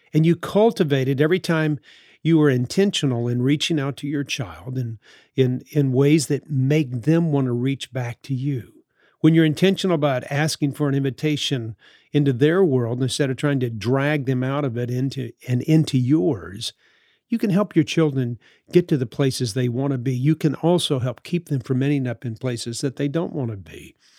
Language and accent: English; New Orleans, Louisiana, United States; the time that I grew up in New Orleans in the sixties